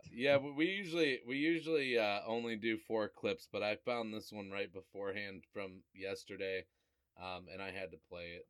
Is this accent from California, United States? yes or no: no; Cuyahoga Falls, Ohio, United States; I grew up in Cuyahoga Falls, where like anytime you went to a party in high school, the cops came